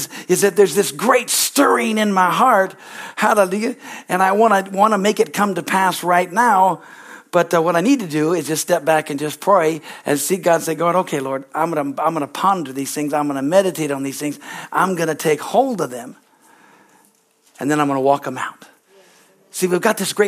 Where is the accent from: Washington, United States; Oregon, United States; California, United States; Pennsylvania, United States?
California, United States; moved away; I'm from California, okay? I look like a good little hippie, all right? And, you know, I'm a California boy through and through